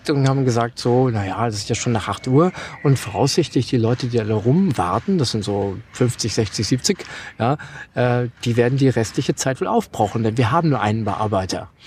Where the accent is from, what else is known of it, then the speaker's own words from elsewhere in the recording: Germany; einfach gedacht, ich komme aus Deutschland, da geht man zum Bahnhof